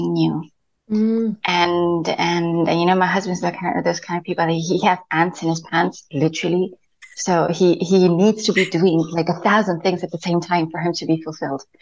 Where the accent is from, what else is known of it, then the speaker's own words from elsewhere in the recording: Spain; first language Spanish; English is a second language; moved away as an adult; also born or lived in United Kingdom / Madrid / Barcelona; now in United Arab Emirates; born and brought up in Spain